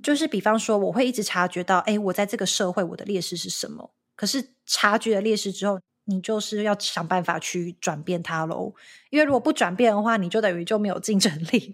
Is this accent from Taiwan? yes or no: yes; Taiwan; accent: Taiwanese; moved away as an adult; now in United States; 我的口音不是美式的口音，或是我的台湾腔或台湾的口音